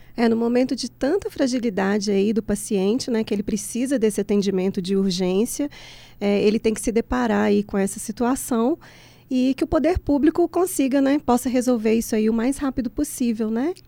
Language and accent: Portuguese; Santa Luzia, Minas Gerais, Brazil; Eu sou de Santa Luzia